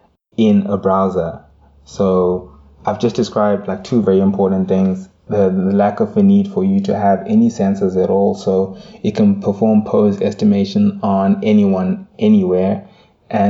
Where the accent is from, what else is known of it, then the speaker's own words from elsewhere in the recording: Zimbabwe; moved away as an adult; also born or lived in South Africa; Having lived in South Africa for half a decade and even, you know, growing up in Zimbabwe